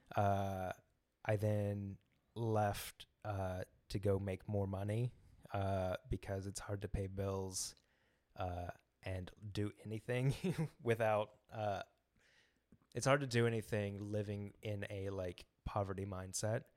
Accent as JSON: {"language": "English", "town": "Memphis", "region": "Tennessee", "country": "United States", "moved": "yes", "lives_now": "Kansas City, United States", "said": "I'm from Memphis, Tennessee"}